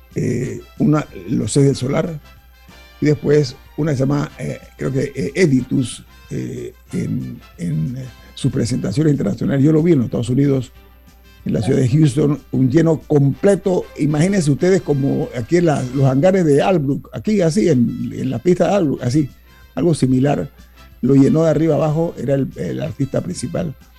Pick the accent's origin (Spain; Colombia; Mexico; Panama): Panama; como panameño